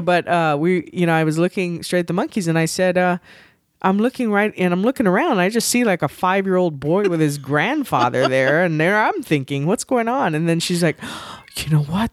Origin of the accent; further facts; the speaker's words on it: Texas, United States; raised, and I say I will probably die in Texas.